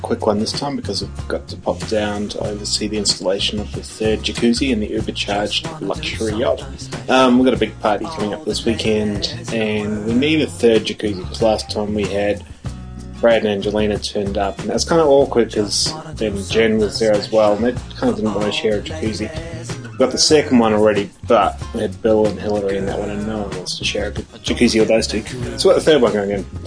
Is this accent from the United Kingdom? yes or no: no; New Zealand; now in Australia; I'm actually a New Zealander. Okay, I'm not an Australian. I'm a New Zealander. I live in Australia